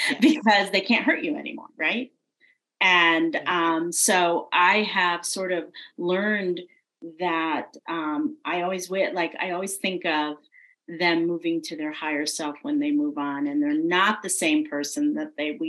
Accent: New England, United States; now in the South, United States; who's from New England and lives in the South now

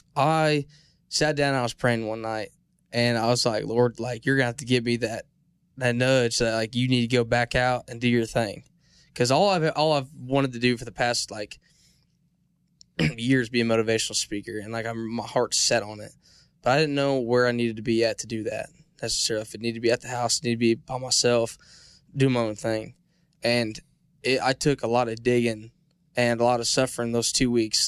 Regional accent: Illinois, United States; moved away; I'm from Illinois

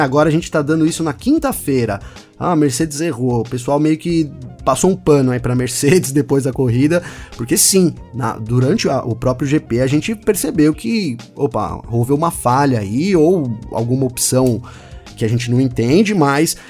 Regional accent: Brazil; como bom brasileiro

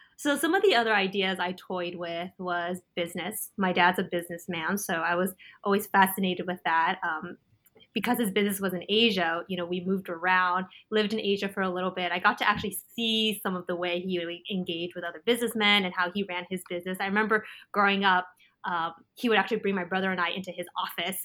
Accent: California, United States; I was actually born and raised in California

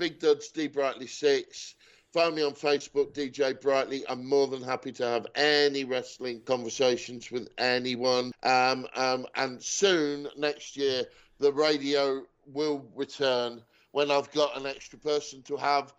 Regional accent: England, United Kingdom; an English sports fan

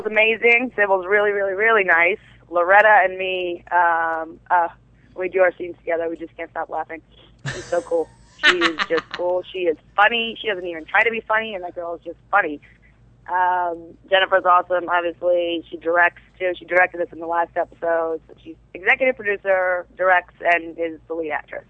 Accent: New York City, New York, United States; accent: Brooklyn; moved away; I'm originally from Brooklyn

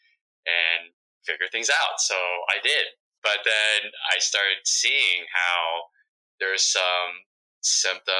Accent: United States; first language Vietnamese; English is a second language; I was born here in the United States, my English wasn't so, I'd struggle a little bit because my parents spoke Vietnamese to me growing up

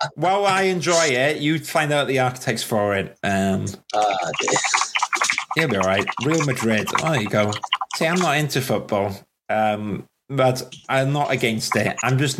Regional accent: Wales, United Kingdom; I'm Welsh

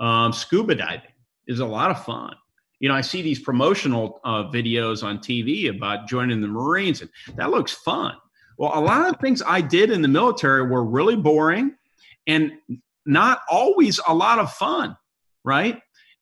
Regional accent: Indiana, United States; You know, you came from New Jersey. I came from Indiana.

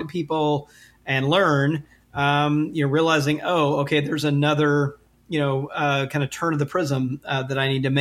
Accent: Jackson, Mississippi, United States; I grew up in Jackson, Mississippi. So in the deep South

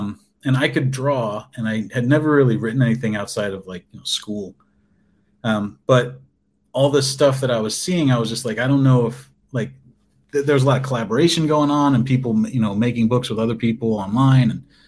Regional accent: Colorado, United States; also born or lived in South Dakota; I grew up in Colorado, and I went to art school there. And then I moved to South Dakota, and I lived there for the 6 years while I was working at the TV station.

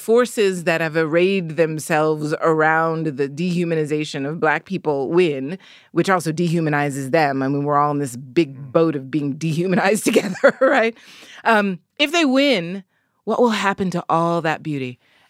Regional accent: Philadelphia, Pennsylvania, United States; now in New York City, United States; Philadelphia, obviously, my hometown.

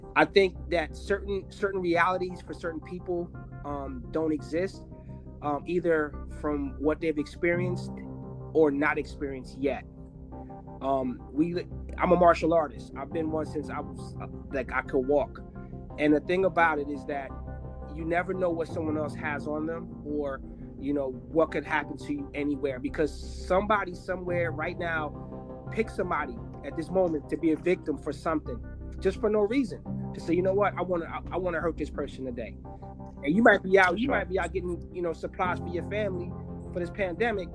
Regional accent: New Jersey, United States; I'm also from New Jersey, not originally, but I, I most of my, like I would say, seventy percent of my life, I grew up in New Jersey

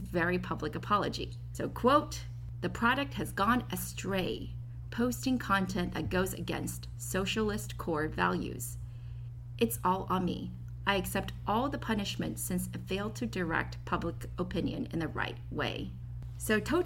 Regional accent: China; now in San Francisco, United States; I was born in China and worked there from 2007 to 2015

